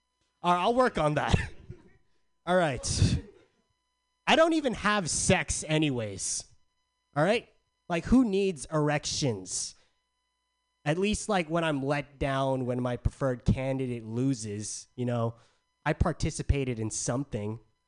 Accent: San Diego, California, United States; Okay, so I'm from San Diego. It's hot as balls out there all the time.

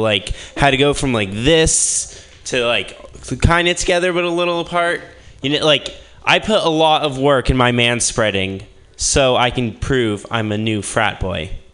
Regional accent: Midwest, United States; moved away as an adult; now in Berkeley, United States; I'm from the Midwest

